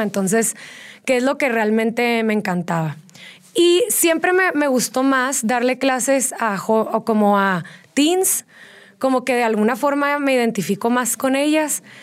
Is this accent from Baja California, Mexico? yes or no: yes; Tijuana, Baja California, Mexico; moved away as an adult; now in Querétaro, Mexico; yo soy de Tijuana. Sí. Llevo ya 10 años viviendo aquí en Querétaro